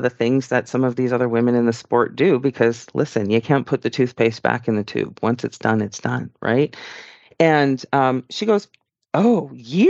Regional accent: Canada; I'm a Canadian citizen

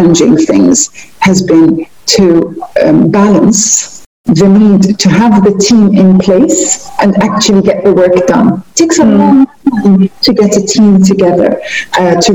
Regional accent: United Kingdom; moved away as an adult; also born or lived in Liverpool; now in Muscat, Oman; I'm a British Libyan. I grew up in the UK all of my life, pretty much all of my life

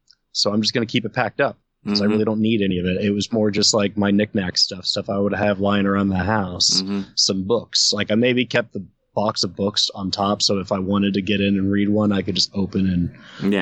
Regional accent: Ohio, United States; growing up in Ohio

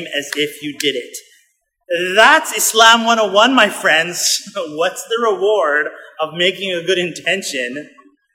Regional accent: Winnipeg, Manitoba, Canada; We grew up in Winnipeg, Manitoba, Canada, in the middle of Canada, freezing cold.

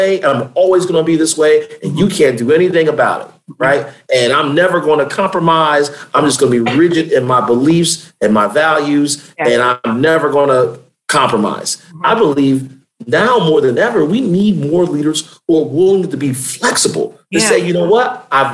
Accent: Hampton Roads, Virginia, United States; now in Richmond, United States; I grew up in the Hampton Roads region of the state, raised by my grandmother and my father

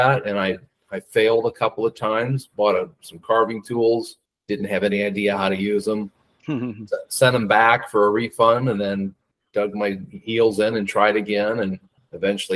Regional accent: Cedar Rapids, Iowa, United States; I was born and raised in Cedar Rapids, Iowa

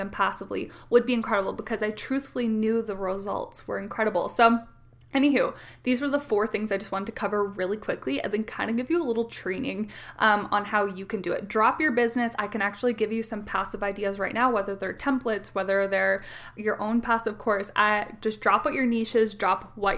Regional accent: Canada; I am the Canadian mama to four little kiddos

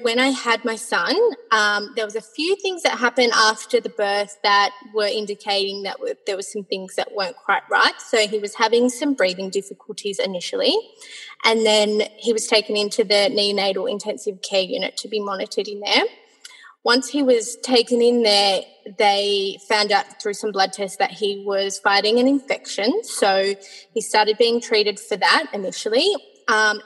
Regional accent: Sydney, New South Wales, Australia; I am from Sydney, Australia

